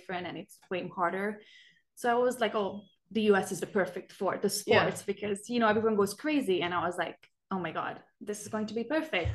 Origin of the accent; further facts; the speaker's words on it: Budapest, Hungary; moved away as an adult; also born or lived in Idaho, United States; now in United States; I am originally from Budapest, Hungary, and I have been studying in the US for over 5 years now.